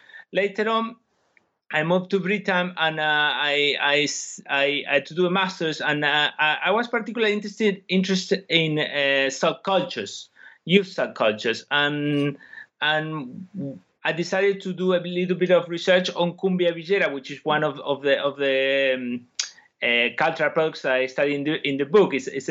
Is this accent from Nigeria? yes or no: no; Argentina; moved away as an adult; now in United Kingdom; I come from Argentina, and that's why I had a particular interest in this country initially in my academic career. I studied sociology in Argentina, then I came to the UK to do my PhD